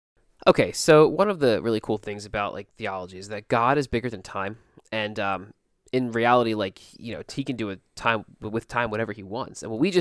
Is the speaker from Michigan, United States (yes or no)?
no; Philadelphia, Pennsylvania, United States; accent: Philly South Jersey; I heard a Philly South Jersey accent, you know, I kind of, you know, I'm from Philly, I'm South Jersey, you know, like, you know, that kind of accent